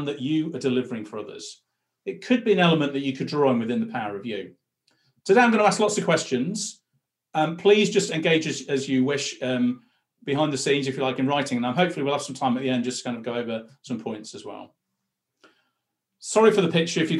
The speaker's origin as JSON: {"language": "English", "town": "Blackpool", "region": "North West England", "country": "United Kingdom", "tie": "born or raised there", "moved": "as an adult", "said": "When I was a kid growing up in Blackpool"}